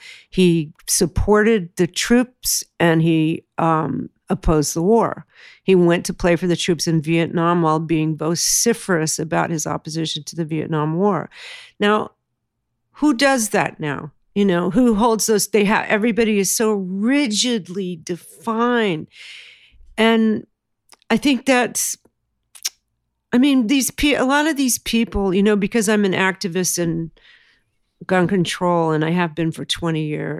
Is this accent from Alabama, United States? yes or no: no; California, United States; But I grew up in Southern California in the 60s and 70s.